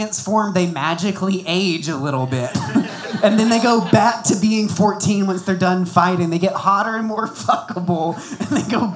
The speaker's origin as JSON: {"language": "English", "town": "Bonham", "region": "Texas", "country": "United States", "moved": "yes", "lives_now": "Austin, United States"}